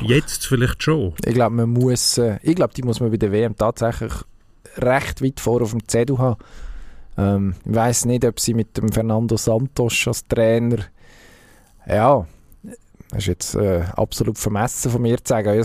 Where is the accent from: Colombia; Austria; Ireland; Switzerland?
Switzerland; dann also da können wir uns als Schweizer, als, als Fußballnation Schweiz im Moment natürlich schon strecken.